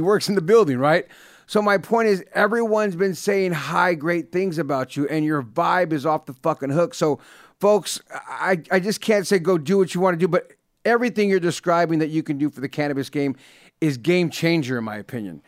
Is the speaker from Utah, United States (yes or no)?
no; Bay Area, California, United States; I grew up in the Bay Area